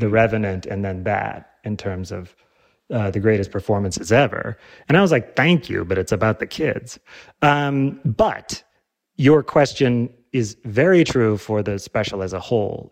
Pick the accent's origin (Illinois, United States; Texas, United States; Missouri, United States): Illinois, United States; I'm from Illinois